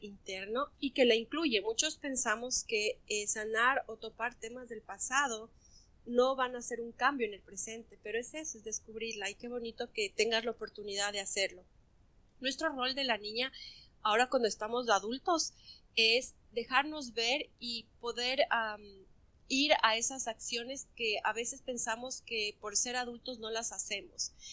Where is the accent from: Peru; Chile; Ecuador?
Ecuador; now in France; estoy viviendo en Francia, soy de Ecuador